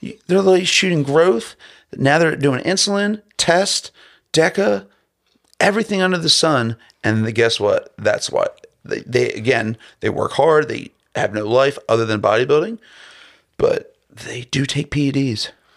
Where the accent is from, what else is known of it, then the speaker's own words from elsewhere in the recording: Baltimore, Maryland, United States; I'm from, I'm coming from Baltimore City.